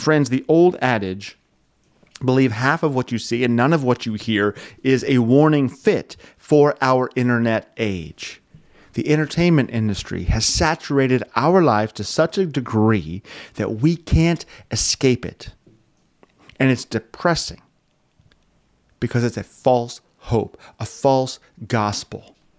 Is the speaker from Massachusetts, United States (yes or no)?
no; Wyoming, United States; moved away; I'm from Wyoming.